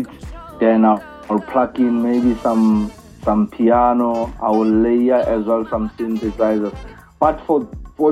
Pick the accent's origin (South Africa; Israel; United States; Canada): South Africa; I'm hailing from South Africa, around the rural areas, where only hope is the only thing that keeps us going there